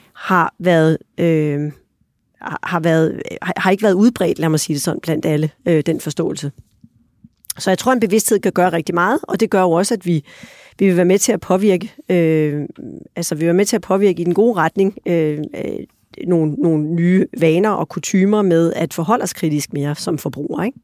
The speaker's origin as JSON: {"language": "Danish", "country": "Denmark"}